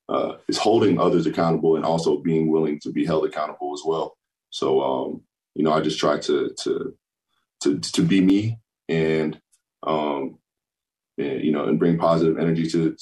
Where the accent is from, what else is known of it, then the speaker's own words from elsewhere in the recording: Florida, United States; also born or lived in Hill Air Force Base, Utah; I'm a Florida boy, but I was born in Hill Air Force Base, right up the road from Salt Lake. So, as I said, I'm a military baby, Air Force baby